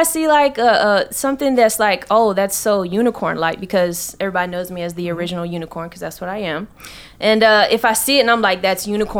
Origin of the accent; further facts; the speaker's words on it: Atlanta, Georgia, United States; Yeah, I came from Atlanta. That's a hot spot, but I came up here specifically for training.